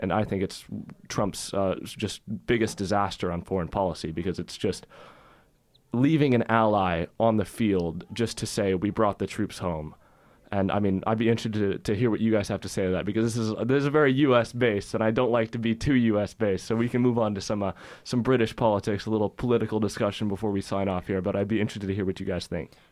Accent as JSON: {"language": "English", "country": "United States", "said": "as an American"}